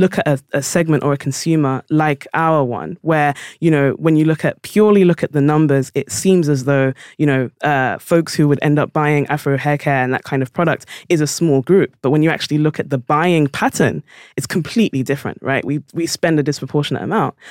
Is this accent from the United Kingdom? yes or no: yes; London, United Kingdom; I was born in South London